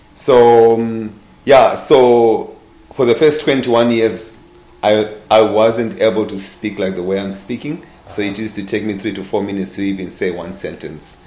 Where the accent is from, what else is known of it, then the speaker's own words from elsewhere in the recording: Zimbabwe; born and raised in Zimbabwe